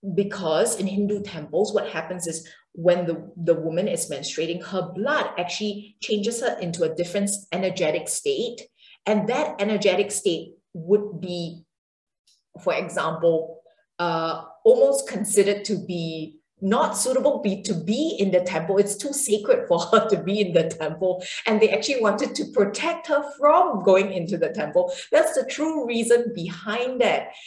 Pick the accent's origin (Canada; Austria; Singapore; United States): Singapore; I come from Singapore and uh, an Asian background